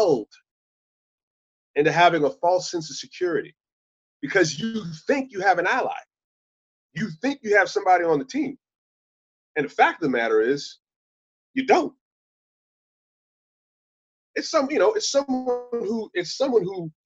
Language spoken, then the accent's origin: English; Long Island, New York, United States; I grew up on Long Island in the 70s and 80s